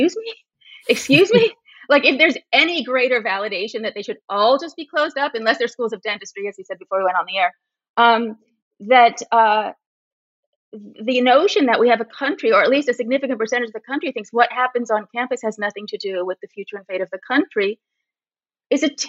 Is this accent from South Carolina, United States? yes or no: no; Berkeley, California, United States; I was born in 1961 in Berkeley. So my whole childhood was the free speech movement.